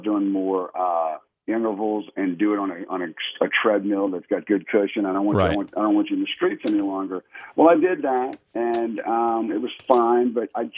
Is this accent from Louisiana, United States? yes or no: yes; New Orleans, Louisiana, United States; now in Houston, United States; I grew up in New Orleans.